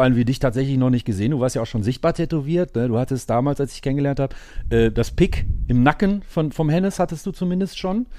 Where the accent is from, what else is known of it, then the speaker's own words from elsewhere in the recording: Gelsenkirchen, North Rhine-Westphalia, Germany; ich komme ja aus Gelsenkirchen